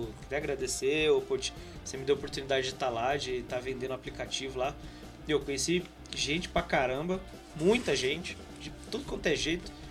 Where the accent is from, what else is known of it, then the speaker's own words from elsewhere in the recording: Campinas, São Paulo, Brazil; eu, eu por exemplo, sou de Campinas, né?